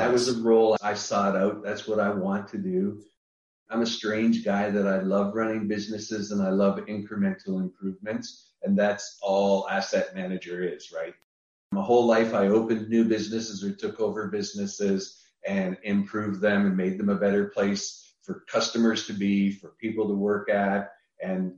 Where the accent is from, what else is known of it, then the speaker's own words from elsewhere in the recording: Niagara Falls, Ontario, Canada; moved away; I'm originally from Niagara Falls, Canada. I'm Canadian originally